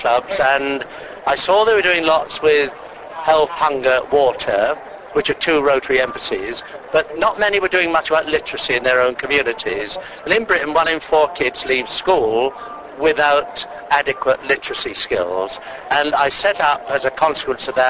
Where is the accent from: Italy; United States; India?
India; Bangalore, Karnataka; moved away as an adult; now in Wales, United Kingdom; I lived in Wales for 50 years now, but I was born and brought up in India.